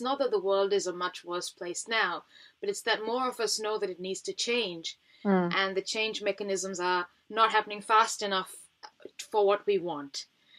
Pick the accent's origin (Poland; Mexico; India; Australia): India; Yeah, we're both Indian, aren't we?